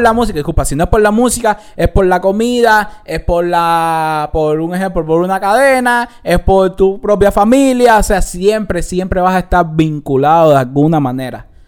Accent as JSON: {"language": "Spanish", "country": "Cuba", "moved": "yes", "lives_now": "Los Angeles, United States", "said": "yo soy cubano"}